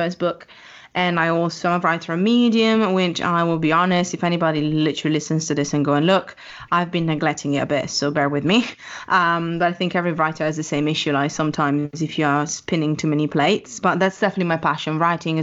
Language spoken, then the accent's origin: English; Italy; moved away as an adult; now in London, United Kingdom; I'm Italian in every sense of the word